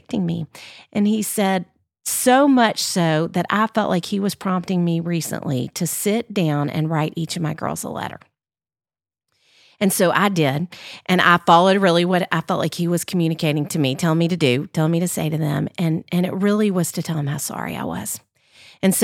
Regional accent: Little Rock, Arkansas, United States; now in Nashville, United States; I grew up in Little Rock, Arkansas. I live in Nashville, obviously, now.

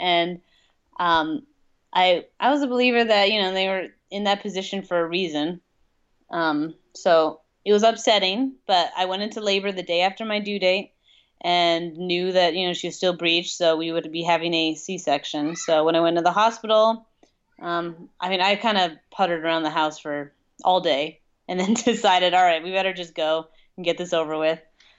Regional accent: Colorado, United States; But we're originally from Colorado, and it's not too much different here than it is in Colorado.

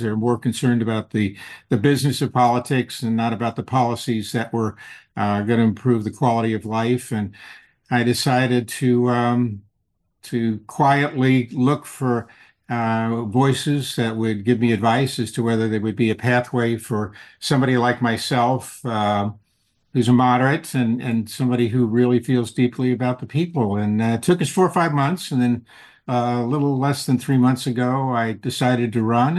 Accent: California, United States; I'd say California.

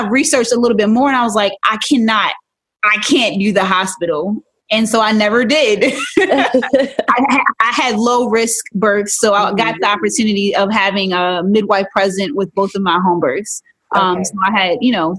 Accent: Baltimore, Maryland, United States; I am in Baltimore. I was raised in Baltimore

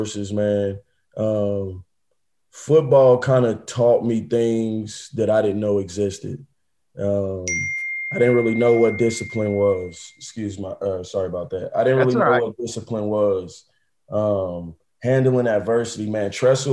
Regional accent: Indianapolis, Indiana, United States; I'm from Indianapolis, Indiana. I grew up with both parents in the household

